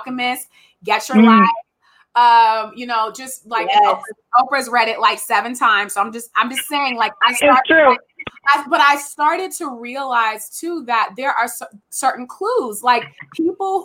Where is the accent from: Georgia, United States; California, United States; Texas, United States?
California, United States; Richmond; moved away as an adult; also born or lived in Oregon; I'm from Richmond